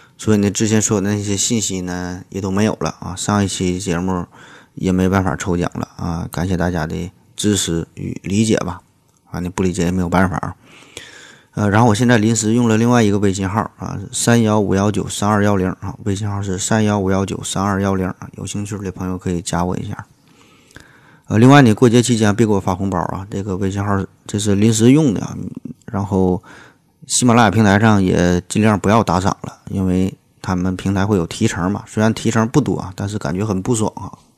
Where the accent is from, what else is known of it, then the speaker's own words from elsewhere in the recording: China; 咱们中国大陆地区